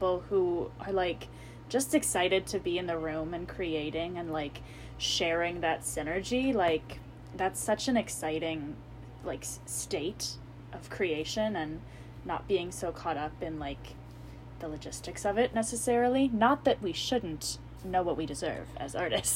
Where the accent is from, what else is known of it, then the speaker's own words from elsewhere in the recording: Iowa, United States; I'm from Iowa